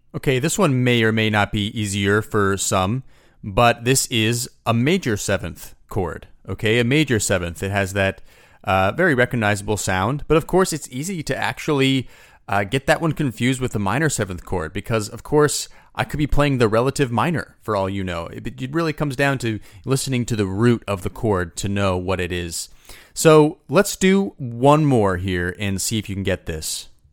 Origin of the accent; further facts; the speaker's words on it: United States; I'm from the United States